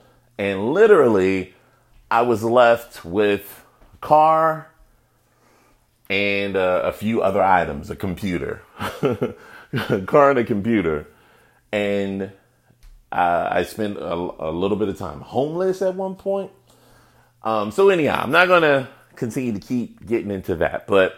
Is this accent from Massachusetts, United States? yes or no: no; Chicago, Illinois, United States; I am from Chicago, and so is Mr. Obama.